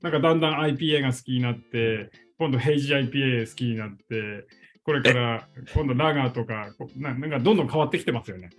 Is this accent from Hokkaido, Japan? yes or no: no; Hanamaki, Iwate, Japan; 生まれも育ちも花巻で